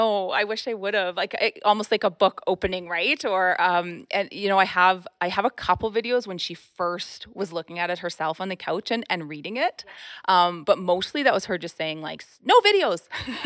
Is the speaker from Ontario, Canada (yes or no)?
yes; Ontario, Canada; born there; also born or lived in Quebec / New Brunswick / Alberta; So I was born in Ontario, and then I lived in Ontario, Quebec, New Brunswick, and then Alberta.